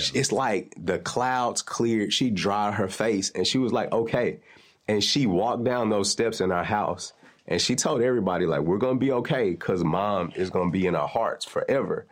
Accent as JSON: {"language": "English", "town": "Nashville", "region": "Tennessee", "country": "United States", "said": "I'm from North Nashville"}